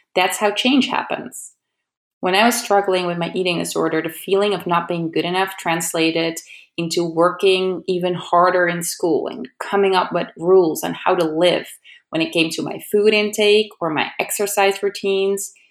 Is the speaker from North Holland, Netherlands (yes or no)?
yes; Amsterdam, North Holland, Netherlands; moved away as an adult; now in California, United States; I'm originally from Amsterdam in the Netherlands